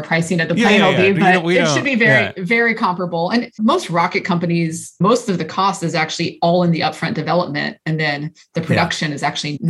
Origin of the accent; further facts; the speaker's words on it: Dallas, Texas, United States; also born or lived in Austin, Texas / Mojave, California; now in Houston, United States; I grew up in Dallas.